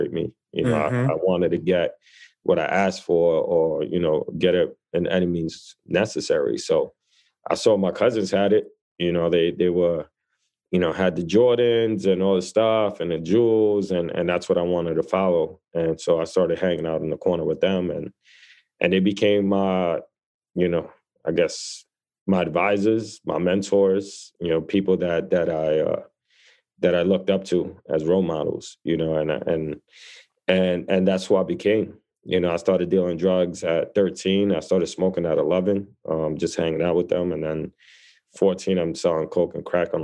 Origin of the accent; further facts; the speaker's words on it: New York City, New York, United States; I grew up in the Lower East Side of New York City